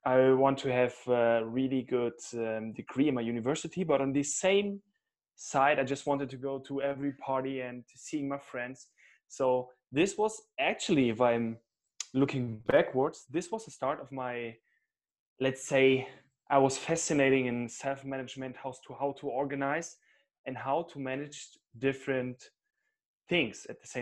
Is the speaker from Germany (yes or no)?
yes; Cologne, North Rhine-Westphalia, Germany; now in Munich, Germany; Originally, I'm more from the West, from Cologne